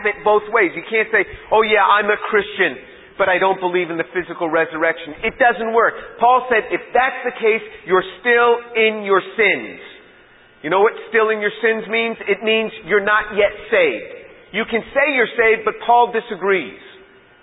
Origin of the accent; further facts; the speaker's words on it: New York, United States; I'm from New York